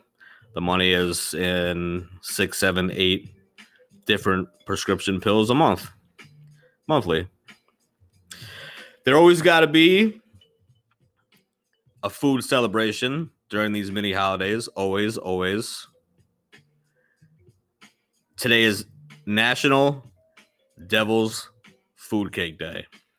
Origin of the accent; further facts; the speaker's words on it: Indianapolis, Indiana, United States; …, I'm from Indianapolis.